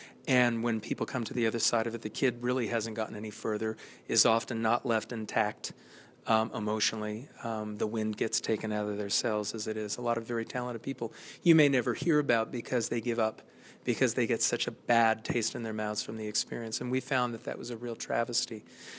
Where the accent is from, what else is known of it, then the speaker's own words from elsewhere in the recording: California, United States; I come from California, and I don't care where you go.